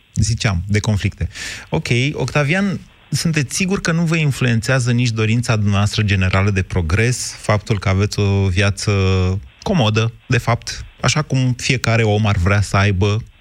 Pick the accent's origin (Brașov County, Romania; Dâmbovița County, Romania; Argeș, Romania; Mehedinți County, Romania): Mehedinți County, Romania; Drobeta-Turnu Severin; now in Bucharest, Romania; eu plec de la Severin